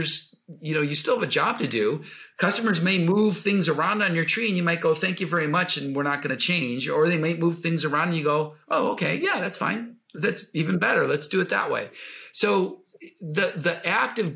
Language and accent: English; Buffalo, New York, United States; I grew up in Buffalo, New York